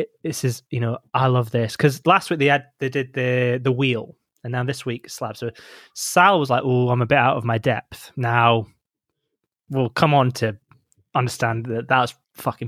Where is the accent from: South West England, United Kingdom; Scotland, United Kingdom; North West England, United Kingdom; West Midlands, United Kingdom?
Scotland, United Kingdom; 10 miles outside Aberdeen; I'm 10 miles out of Aberdeen